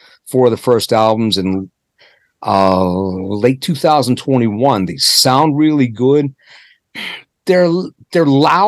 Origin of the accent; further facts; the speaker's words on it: Pittsburgh, Pennsylvania, United States; moved away as an adult; also born or lived in Maryland; now in Ohio, United States; I'm from Pittsburgh, where they put classic rock in the water.